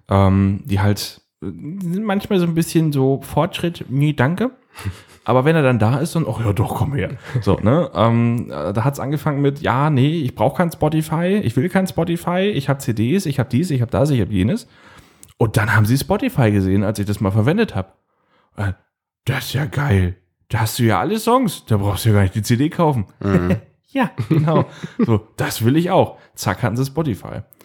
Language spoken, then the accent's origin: German; Northern Germany, Germany; ich bin ja ein Norddeutscher